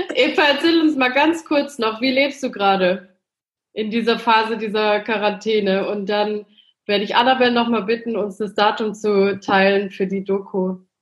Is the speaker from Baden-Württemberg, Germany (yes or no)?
yes; Stuttgart, Baden-Württemberg, Germany; Stuttgart angesprochen hast, das ist ja meine Heimatstadt, da bin ich geboren. Ähm, italienische Eltern haben mich da geboren.